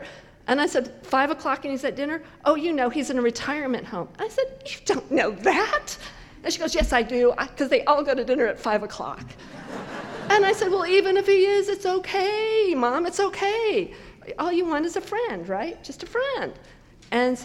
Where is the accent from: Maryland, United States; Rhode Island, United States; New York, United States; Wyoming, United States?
Wyoming, United States; Cheyenne; I grew up in Cheyenne